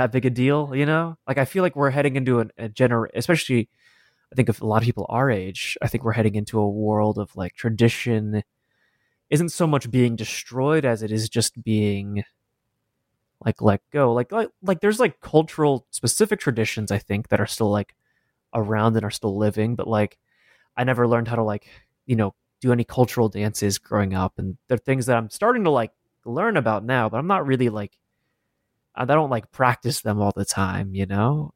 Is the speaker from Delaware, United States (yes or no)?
no; Denver, Colorado, United States; born or raised there